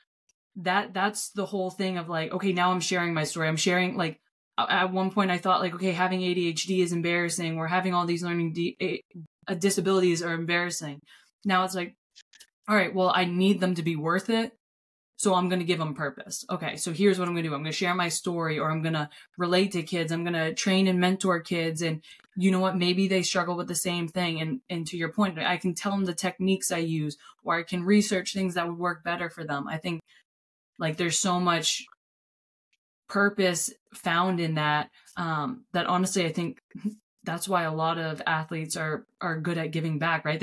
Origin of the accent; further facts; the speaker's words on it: Gorham, United States; from Gorham